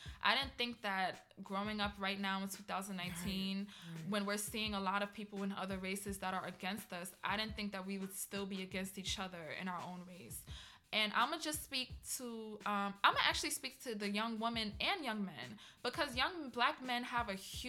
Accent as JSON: {"language": "English", "country": "Trinidad & Tobago", "said": "And I grew up the same way. You know, I heard little things being Trinidadian here and there, like in Trinidad"}